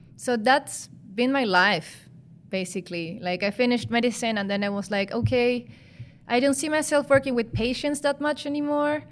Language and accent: English; Chile; moved away as an adult; now in Netherlands; I come from Chile, I come from South America